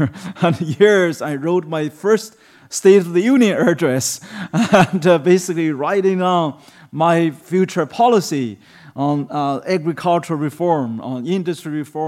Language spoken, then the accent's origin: English; China; English is a second language; I was born and raised in China, being educated as an atheist from my childhood by the communist education.